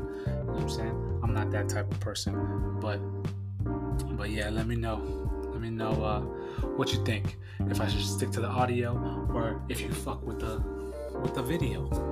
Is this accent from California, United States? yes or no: yes; San Diego, California, United States; made in San Diego, California, my hometown